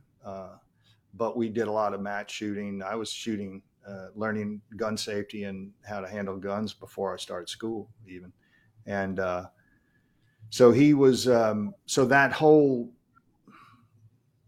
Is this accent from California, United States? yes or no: no; Baton Rouge, Louisiana, United States; Baton Rouge, Louisiana, born and raised